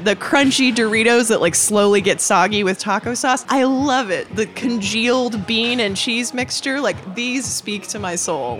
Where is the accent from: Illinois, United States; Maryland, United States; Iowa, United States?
Iowa, United States; Perry; moved away; I grew up in a very weird town in Iowa, which has colored my relationship with tacos. So there was not a Taco Bell in my hometown.